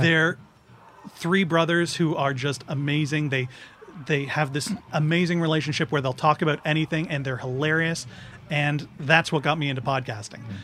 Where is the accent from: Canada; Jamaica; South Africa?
Canada; Grimsby, Ontario; moved away; I'm from Grimsby.